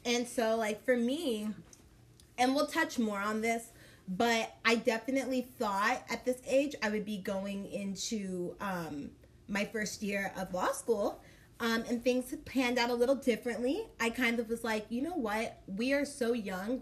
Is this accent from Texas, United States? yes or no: yes; Dallas, Texas, United States; moved away as an adult; now in Kansas City, United States; I am from Dallas, Texas